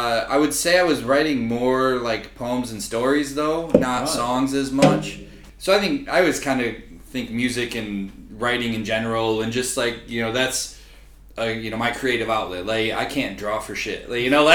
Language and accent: English; Grand Rapids, Michigan, United States; moved away as an adult; also born or lived in Shanghai, China; I'm from Grand Rapids, Michigan originally